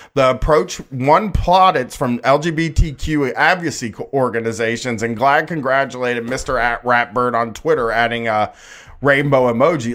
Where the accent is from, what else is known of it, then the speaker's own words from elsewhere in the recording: Groveport, Ohio, United States; growing up in Groveport